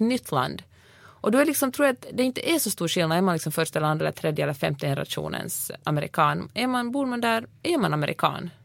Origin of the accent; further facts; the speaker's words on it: Finland; also born or lived in Sweden; now in United States; jag kommer från Finland